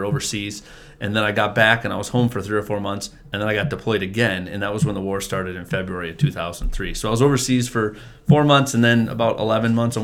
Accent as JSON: {"language": "English", "town": "Madison", "country": "United States", "tie": "born or raised there", "said": "I grew up right here in Madison"}